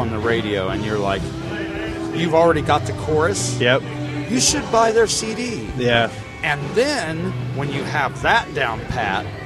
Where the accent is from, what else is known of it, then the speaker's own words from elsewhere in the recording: Cedarville, Ohio, United States; But I will say, uh, when I was young, I lived in Cedarville, okay. Ohio